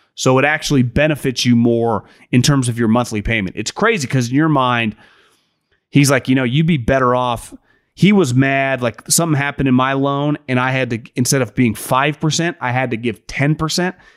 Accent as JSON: {"language": "English", "region": "Northern California", "country": "United States", "tie": "born or raised there", "said": "I'm born and raised in Northern California"}